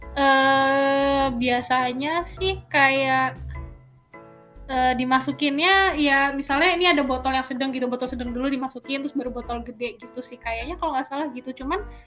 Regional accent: Surakarta, Central Java, Indonesia; moved away; also born or lived in Schwelm, Germany; rumah aku dulu di Solo

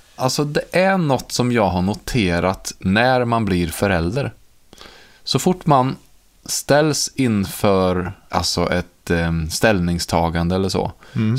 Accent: Karlstad, Värmland, Sweden; Det är ju min uppväxt i Karlstad i Värmland

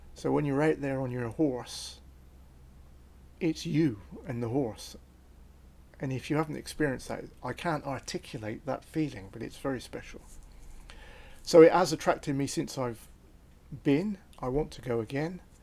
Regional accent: Cotswold Escarpment, near Tortworth, South West England, United Kingdom; I was born on the Cotswold Escarpment, on the east side of the River Severn

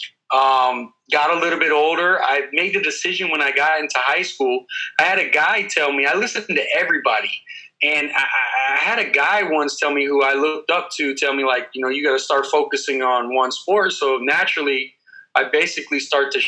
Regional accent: Clearwater, Florida, United States; I grew up here in Central Florida, Clearwater, Dunedin area

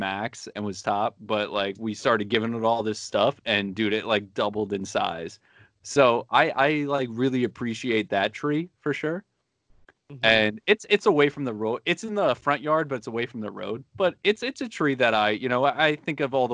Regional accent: Manalapan, New Jersey, United States; also born or lived in Jackson, New Jersey; I grew up in Jackson. I moved to Manalapan when I was 13. No, I was like 11 or something like that.

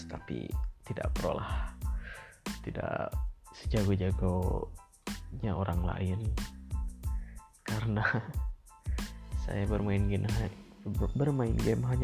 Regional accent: Tasikmalaya, West Java, Indonesia; saya lahir di Tasikmalaya dan saya dibesarkan di Tasikmalaya. Kedua orang tua saya berasal dari Bandung

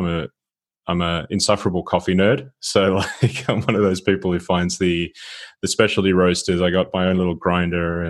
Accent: Sydney, New South Wales, Australia; moved away as an adult; now in Gothenburg, Sweden; I'm originally from Sydney

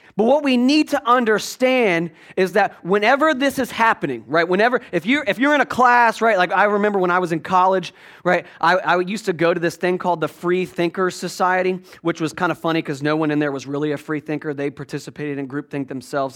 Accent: Virginia, United States; born or raised there; moved away

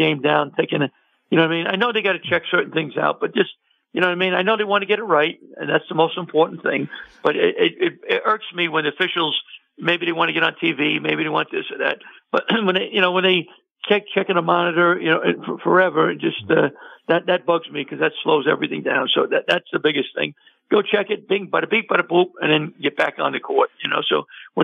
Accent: New York City, New York, United States; I'm from New York City

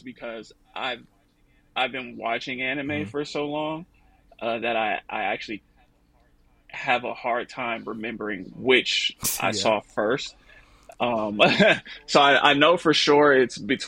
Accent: Oakland, California, United States; also born or lived in Los Angeles, California; born and raised in Oakland, California. I moved to LA when I was 22 for school.

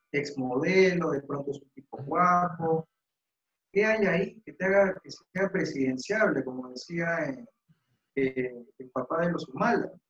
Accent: Peru; como, como peruanos

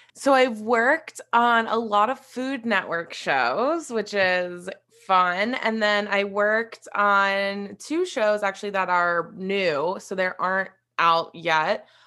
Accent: West Virginia, United States; moved away; I am originally from West Virginia, so that's where I grew up

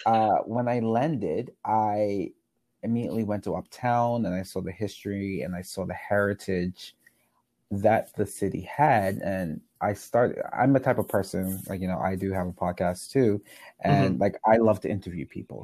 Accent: Bermuda; I grew up in Bermuda

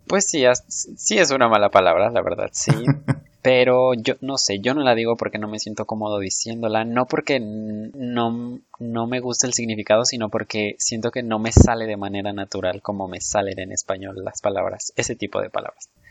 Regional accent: Mexico

